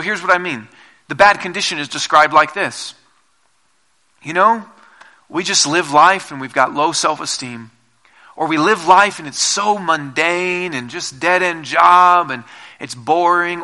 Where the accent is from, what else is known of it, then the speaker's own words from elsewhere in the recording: Seattle, Washington, United States; now in Colorado, United States; I'm from Seattle originally, and we don't have tornadoes there